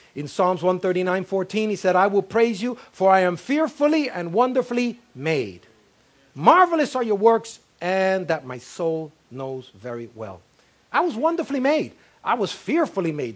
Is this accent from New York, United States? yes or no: yes; New York City, New York, United States; I was raised in El Barrio, I was raised in West Harlem